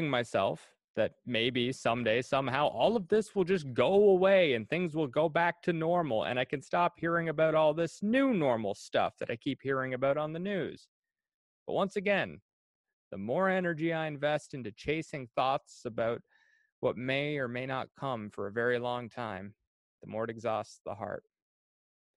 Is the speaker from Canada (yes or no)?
yes; Cardigan, Prince Edward Island, Canada; moved away as an adult